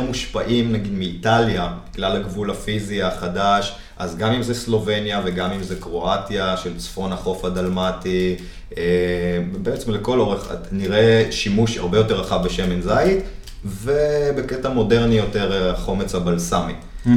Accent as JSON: {"language": "Hebrew", "town": "Jerusalem", "region": "Jerusalem District", "country": "Israel", "tie": "born or raised there", "said": "ואני גדלתי במטבח של סבתא שלי בירושלים"}